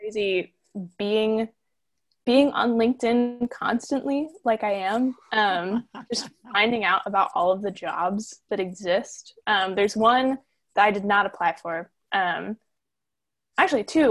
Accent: Lake Placid, Florida, United States; I'm from Lake Placid, Florida, um, which is like if you threw a dart at like the nothingness that is Central Florida

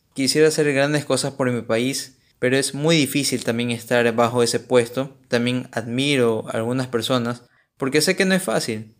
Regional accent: Ecuador; soy ecuatoriano

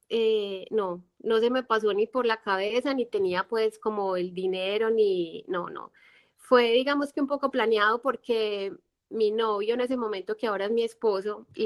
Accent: Colombia; moved away; este no es, este no es mi país y no es mi tierra, entonces para, no, para que no me haga mucha falta Colombia

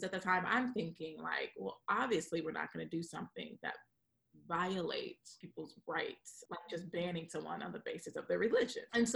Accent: Ohio, United States; moved away; also born or lived in Washington, D.C. / New York City / San Diego / Tijuana; I'm from Ohio. I'm from the Midwest

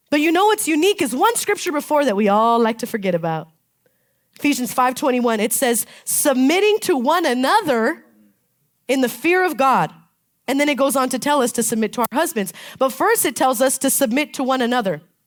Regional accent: Palm Springs, California, United States; I'm from Palm Springs, and so they call it a bowl. We live in this bowl

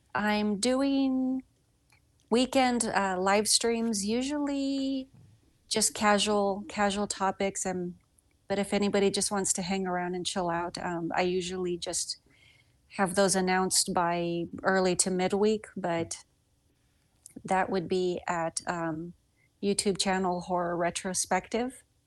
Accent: the South, Southern United States, United States; accent: Southern; my Southern accent just got thicker

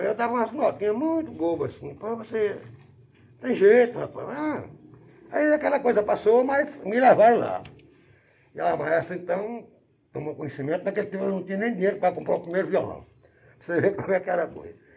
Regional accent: Bom Jesus da Lapa, Bahia, Brazil; also born or lived in Carinhanha, Bahia; eu nasci aqui em Banhos da Lapa, e o rapazinho já na minha adolescência, eu fui morando uma determinada época em Carinhonha, que é a terra da minha mãe

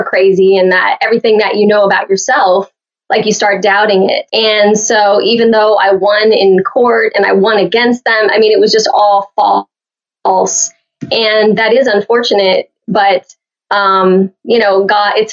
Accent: Oakwood, Illinois, United States; moved away; also born or lived in Fort Myers, Florida / Miami; I was born in the hospital in Danville, but the town we lived in was Oakwood, which was only 500 people.

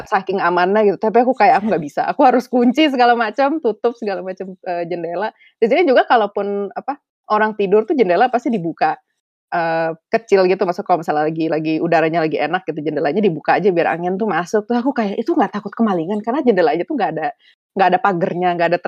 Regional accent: Jakarta, Indonesia; now in Canada; Maksudnya jauh jauh lebih lebih quiet daripada uh, Jakarta. Aku dulunya di Indonesia di Jakarta.

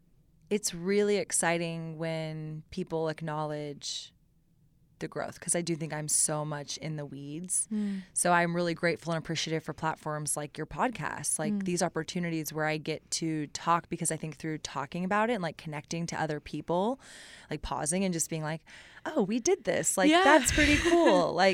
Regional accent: Austin, Texas, United States; I grew up in Austin, mm-hmm. with Live Music Capital of the World

